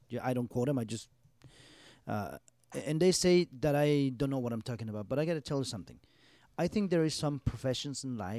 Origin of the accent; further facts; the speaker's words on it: Nebraska, United States; I was born in Nebraska.